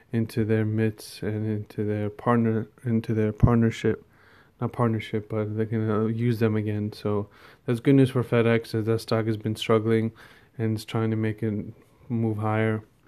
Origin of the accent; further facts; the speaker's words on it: India; me being an Indian